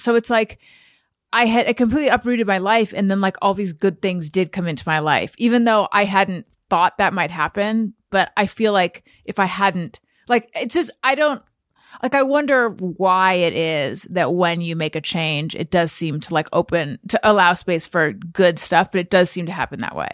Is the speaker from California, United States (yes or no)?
yes; California, United States; moved away as an adult; also born or lived in New York; when I moved from New York to California